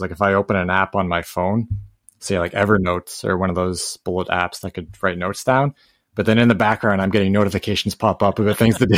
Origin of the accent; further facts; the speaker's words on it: Canada; I'm Canadian